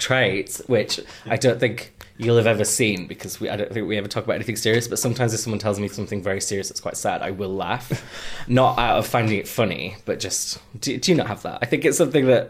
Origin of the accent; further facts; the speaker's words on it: North East England, United Kingdom; accent: Geordie; That is just my accent.